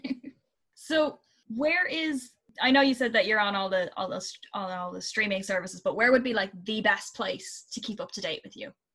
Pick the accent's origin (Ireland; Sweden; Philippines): Ireland; being Irish, we do we tend to be inherently creative and I think a lot of it has to do with where we're from